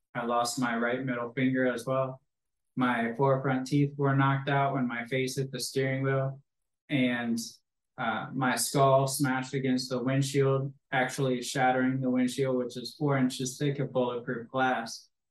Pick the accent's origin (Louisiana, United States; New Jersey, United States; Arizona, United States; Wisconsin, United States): Wisconsin, United States; Green Bay; I grew up in Green Bay, Wisconsin, home of the Packers and the Cheeseheads